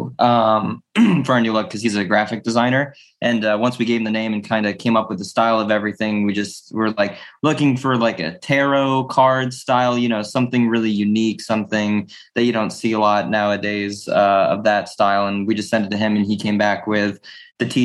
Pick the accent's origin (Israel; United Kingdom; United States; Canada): United States; upstate New York; now in Northeastern Pennsylvania, United States; I'm originally from New York, upstate New York.